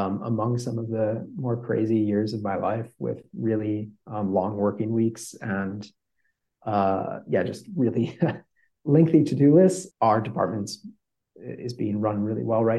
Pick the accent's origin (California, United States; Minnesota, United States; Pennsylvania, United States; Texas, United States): Minnesota, United States; moved away as an adult; now in Netherlands; I grew up in the United States, in Minnesota, and I moved to the Netherlands when I was 18 for studies